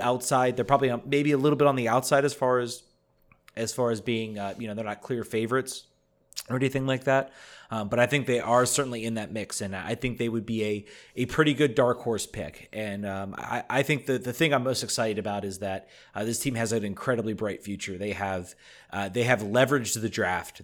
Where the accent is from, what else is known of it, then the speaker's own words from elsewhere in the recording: Richmond, Virginia, United States; moved away; my hometown of Richmond